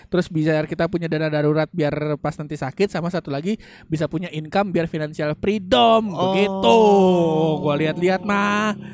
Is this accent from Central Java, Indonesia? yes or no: no; Jakarta, Indonesia; cuman kali kita Betawi turunan ke-8